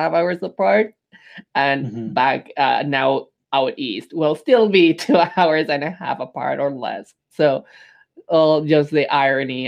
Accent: Mexico City, Mexico; also born or lived in Montreal, Canada; now in Saskatoon, Canada; growing up in Mexico City, I've always been a big city boy

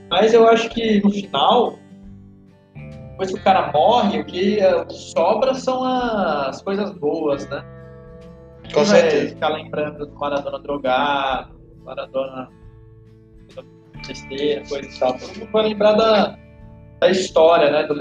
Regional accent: Brazil; a gente é brasileiro

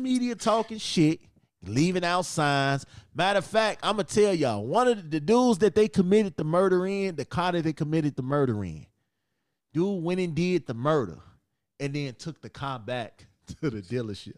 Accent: Chicago, Illinois, United States; my hometown, Chicago

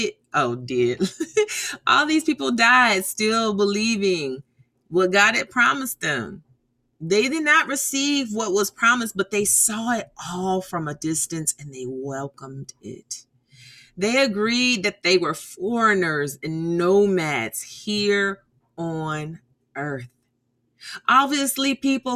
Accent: United States; I'm American

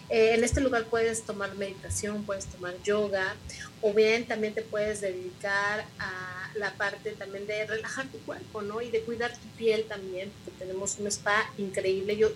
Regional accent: Mexico City, Mexico; also born or lived in Cuernavaca; now in Tepoztlán, Mexico; Yo vengo sí de la Ciudad de México, estuve en Cuernavaca viviendo, pero estar aquí es lo más extraordinario que me ha podido pasar.

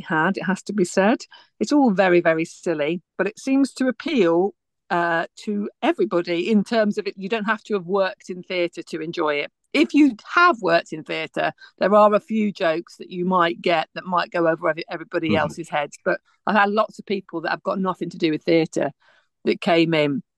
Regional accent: West Midlands, United Kingdom; moved away; I'm from the West Midlands originally

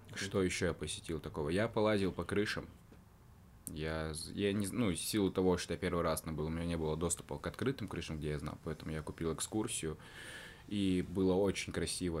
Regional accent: Karaganda, Karaganda Region, Kazakhstan; now in Yekaterinburg, Russia; я из Караганды, город, э, это город в Казахстане

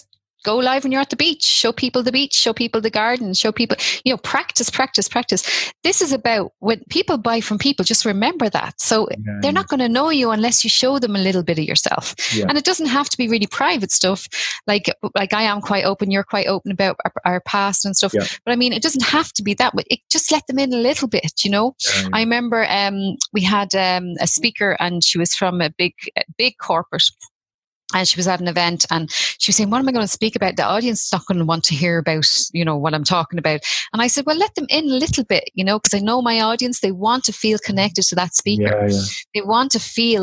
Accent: Tallaght, Leinster, Ireland; also born or lived in Ballymun, Dublin; now in Rosslare Harbour, Ireland; I grew up in Talla

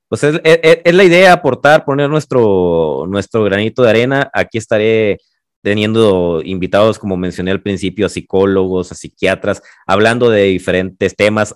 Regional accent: Los Mochis, Sinaloa, Mexico; moved away as an adult; now in Guadalajara, Mexico; soy de los mochis orgullosamente. Tengo más años viviendo en Guadalajara

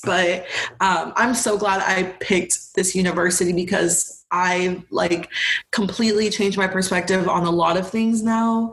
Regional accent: Houston, Texas, United States; also born or lived in Arlington, Texas; growing up in Texas, especially where I was from, like my specific community, um, because, you know, Houston is huge

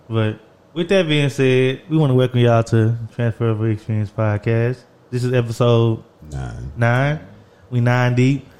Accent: Orange, Texas, United States; we grew up in Orange, Texas

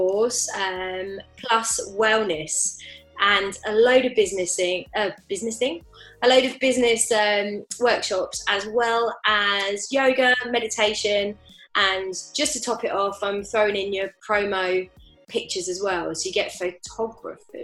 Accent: Bedford, East of England, United Kingdom; moved away; also born or lived in French Alps; I'm from Bedford

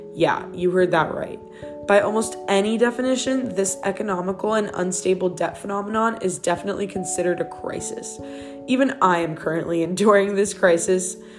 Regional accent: Miami, Florida, United States; moved away as an adult; also born or lived in Odessa, Ukraine; I was born and raised in Miami, Florida

